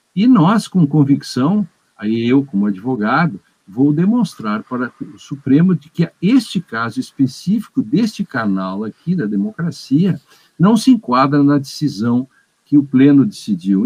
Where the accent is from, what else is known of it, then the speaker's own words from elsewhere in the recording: Agudo, Rio Grande do Sul, Brazil; Eu nasci a dois quilômetros do lugar em que encontraram esse dinossauro